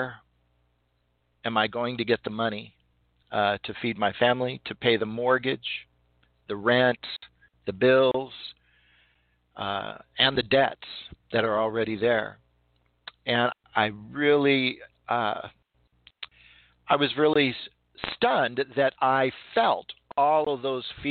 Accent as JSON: {"language": "English", "region": "California", "country": "United States", "said": "I'm from California"}